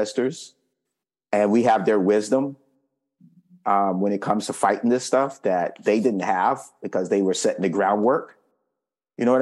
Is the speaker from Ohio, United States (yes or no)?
no; Fayetteville, North Carolina, United States; I grew up in Fayetteville, North Carolina, Fort Bragg's located there